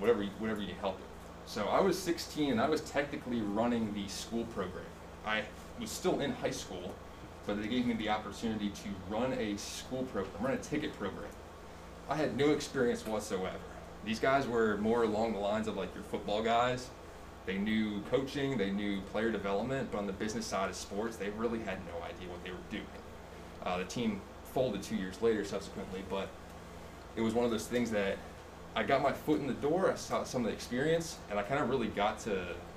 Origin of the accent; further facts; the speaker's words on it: Allentown, Pennsylvania, United States; I'm from Allentown, Pennsylvania, born and raised.